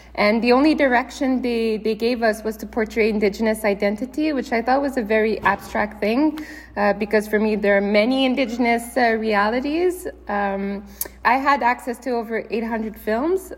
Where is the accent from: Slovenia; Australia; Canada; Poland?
Canada; growing up in Canada